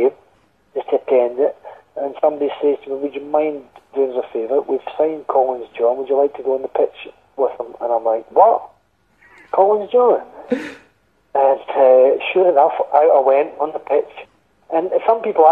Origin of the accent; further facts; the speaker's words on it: Scotland, United Kingdom; moved away as an adult; I came back to Scotland.